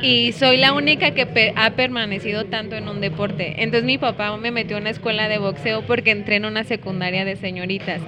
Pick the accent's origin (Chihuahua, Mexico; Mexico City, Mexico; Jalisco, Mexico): Jalisco, Mexico; Guadalajara; soy de Guadalajara y tengo 29 años